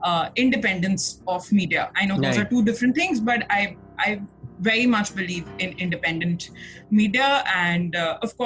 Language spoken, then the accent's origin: English; Nagpur, Maharashtra, India; moved away as an adult; also born or lived in Delhi; now in Mumbai, India; I'm from Nagpur, and I've been living in Bombay